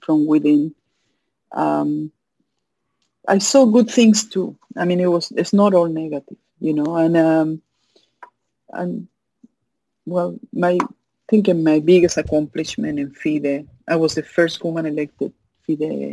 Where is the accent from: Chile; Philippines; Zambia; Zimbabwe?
Chile; English is a second language; moved away as an adult; also born or lived in Miami, United States; now in United States; I was born in Chile.